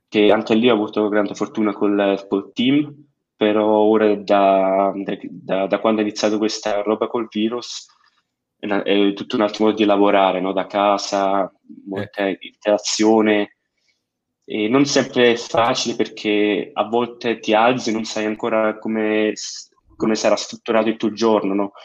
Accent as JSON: {"language": "Italian", "country": "Switzerland", "tie": "born or raised there", "said": "io sono nato e cresciuto in Svizzera, però uh-huh. sono italiano in uh, tutti i sensi del, eh, del modo, eh, genitori italiani e tutto, però nato e cresciuto in Svizzera."}